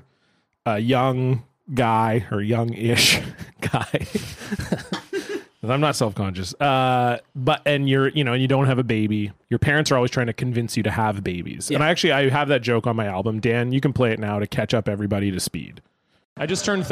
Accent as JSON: {"language": "English", "town": "Surrey", "region": "British Columbia", "country": "Canada", "tie": "born or raised there", "said": "I grew up in a city called Surrey, but I grew up in the south end of that city, which is very close to another city called White Rock."}